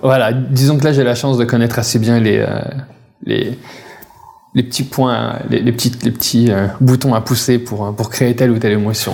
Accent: Paris, Île-de-France, France; moved away as an adult; now in Quebec, Canada; je viens de Paris

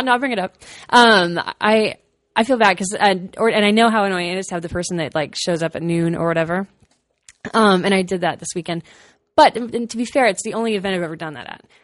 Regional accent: Austin, Texas, United States; I'm from Austin

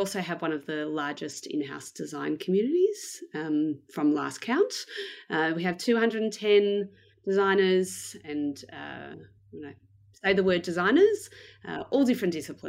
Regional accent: Melbourne, Victoria, Australia; So I am from Melbourne in Australia. I was born here and I've lived here basically most of my life.

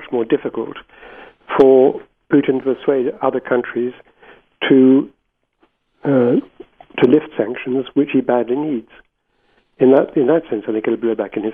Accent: Gibraltar; moved away; I was born in Gibraltar and spent much of my boyhood there.

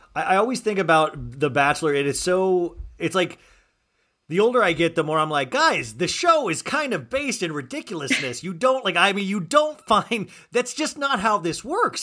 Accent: Olathe, Kansas, United States; moved away; I grew up in Kansas

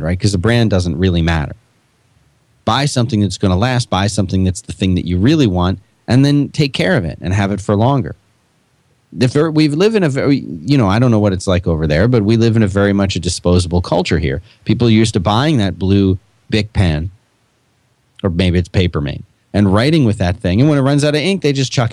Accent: Northeast, United States; I'm from the Northeast

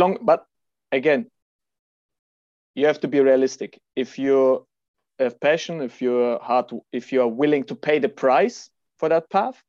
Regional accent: Kazakhstan; born there; So, yeah, as we discussed before, I was born in Kazakhstan. My father is a Russian. My mother is German.

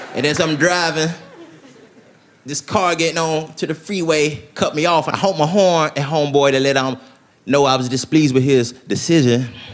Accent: Tennessee, United States; moved away as an adult; now in Los Angeles, United States; I'm from Tennessee, I live in Los Angeles now.

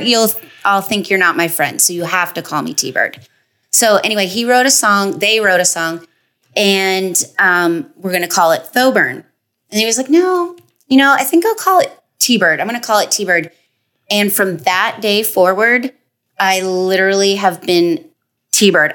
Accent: Toronto, Ontario, Canada; moved away

